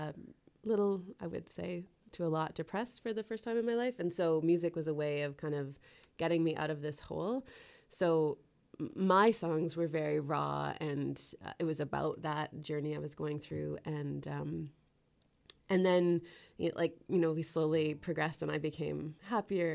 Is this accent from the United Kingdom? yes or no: no; Ottawa, Ontario, Canada; moved away as an adult; now in Canmore, Canada; I moved from Ottawa about three years ago